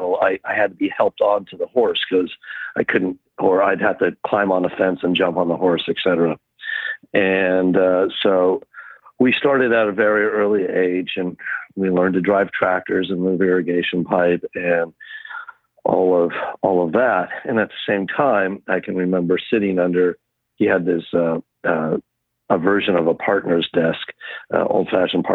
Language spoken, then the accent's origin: English; Oakville, California, United States; also born or lived in Berryessa; I grew up on the Oakville property and the Berryessa properties